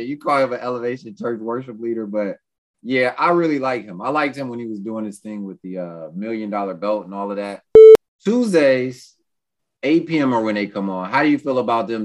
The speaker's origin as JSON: {"language": "English", "town": "New York City", "region": "New York", "country": "United States", "said": "I'm from Brooklyn"}